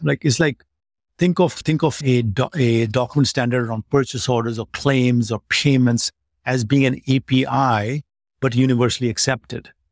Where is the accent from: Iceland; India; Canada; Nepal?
India; Delhi; moved away as an adult; stay in Delhi, where my hometown was